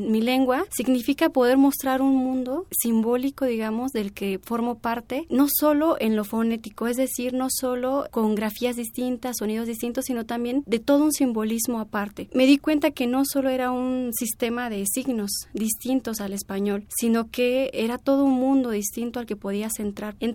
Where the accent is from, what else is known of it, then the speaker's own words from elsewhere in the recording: San Quintín, Baja California, Mexico; also born or lived in Mixteca Alta, Oaxaca; Yo nací en Amixteca de Oaxaca, en Amixteca Alta, sin embargo desde antes de que yo naciera, mis papás migraban a San Quintín, a Baja California. Ahí pasa, digamos, mi niñez.